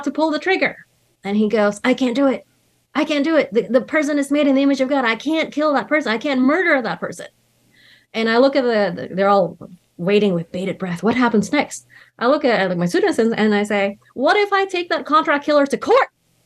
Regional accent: California, United States; in my home state in California

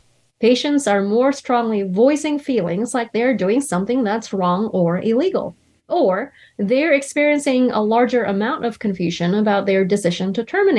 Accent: California, United States; in my home state in California

